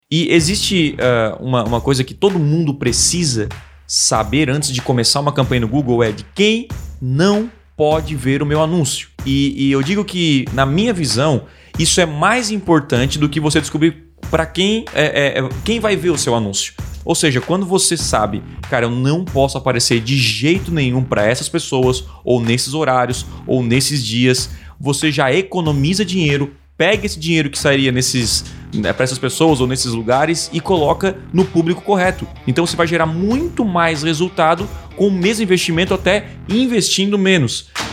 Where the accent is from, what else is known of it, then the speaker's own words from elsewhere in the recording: south of Santa Catarina, Brazil; eu sou aqui do sul de Santa Catarina